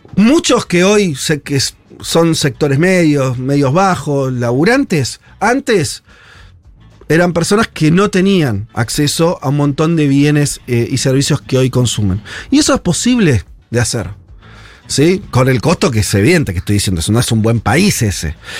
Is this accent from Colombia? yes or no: no; Argentina